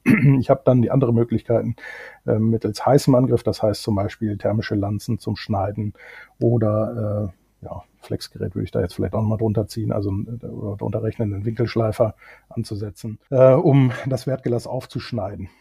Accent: Germany; moved away as an adult; also born or lived in United Kingdom; ob ich nicht zufällig Deutsch spreche als Deutscher, was ich dann bejaht habe

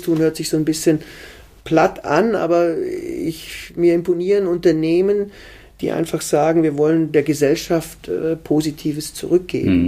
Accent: Germany; Ich bin am Bodensee aufgewachsen.

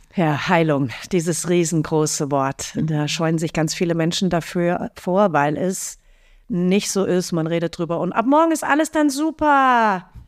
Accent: Fürstenfeldbruck, Bavaria, Germany; in Fürstenfeldbruck, in meinem Heimatort

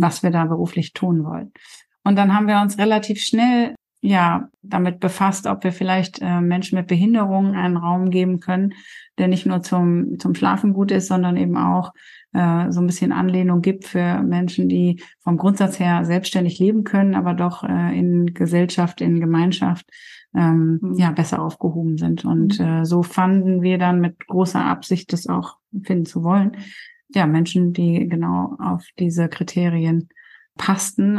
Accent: Coesfeld, North Rhine-Westphalia, Germany; now in Darup, Germany; Ich bin gebürtige Kursfelderin und mein Mann kommt aus Rheine. Mhm. Ähm, also wir sind beide quasi Münsterlandkinder

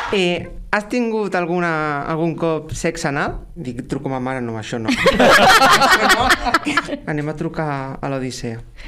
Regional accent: Tarragona, Catalonia, Spain; Jo sóc un drac de Tarragona

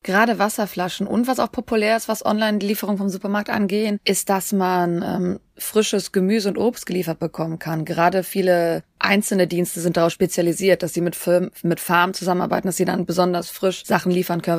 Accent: Germany

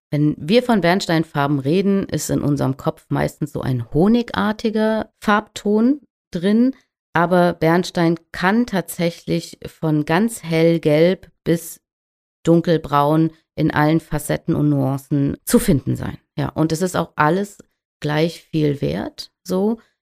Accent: the North, Northern Germany, Germany; hier oben bei uns im Norden

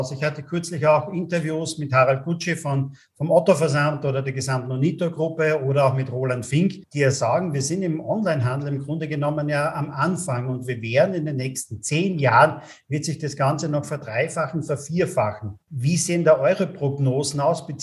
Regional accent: Austria; ganz anders umgegangen wie bei uns in Österreich oder auch in Deutschland

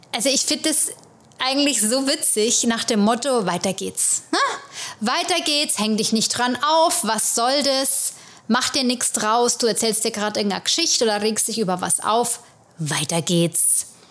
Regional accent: Germany; now in New York, United States; bei uns in Deutschland

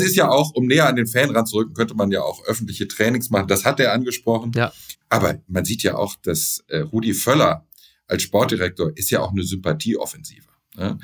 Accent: Düsseldorf, North Rhine-Westphalia, Germany; Ich bin ja Düsseldorfer

